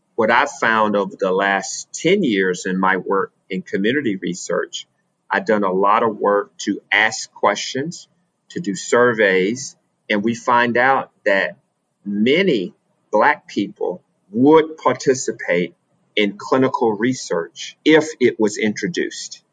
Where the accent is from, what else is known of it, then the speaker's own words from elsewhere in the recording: Alabama, United States; Growing up in Alabama, I went to segregated schools